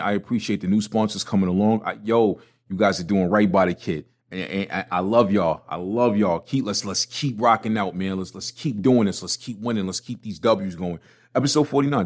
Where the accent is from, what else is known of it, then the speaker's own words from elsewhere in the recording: New York City, New York, United States; I, I, was born and raised in a one bedroom apartment in Brooklyn